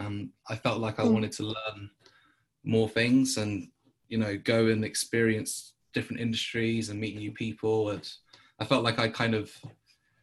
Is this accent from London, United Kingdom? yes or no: yes; London, United Kingdom; I'm from London